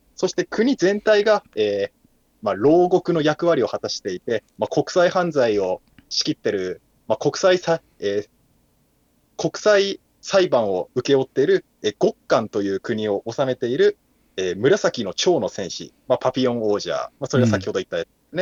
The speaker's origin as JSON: {"language": "Japanese", "region": "Kumamoto", "country": "Japan", "tie": "born or raised there", "said": "僕も熊本出身ですから"}